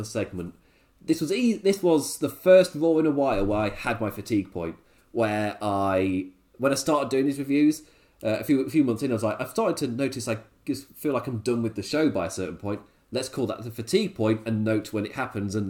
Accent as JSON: {"language": "English", "region": "England", "country": "United Kingdom", "said": "As an Englishman"}